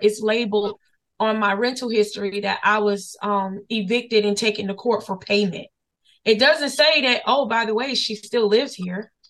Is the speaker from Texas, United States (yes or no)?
no; Florida, United States; also born or lived in Henderson, North Carolina; now in Durham, United States; we were born and raised in Florida